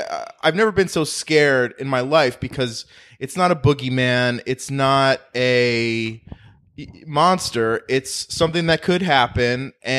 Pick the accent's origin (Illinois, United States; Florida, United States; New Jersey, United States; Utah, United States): New Jersey, United States; I grew up in New Jersey